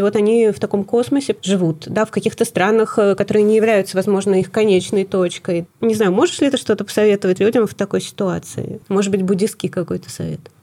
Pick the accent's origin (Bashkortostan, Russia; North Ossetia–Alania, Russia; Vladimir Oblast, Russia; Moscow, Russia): Moscow, Russia; also born or lived in Saint Petersburg; Я родилась в Ленинграде, выросла в самом центре Москвы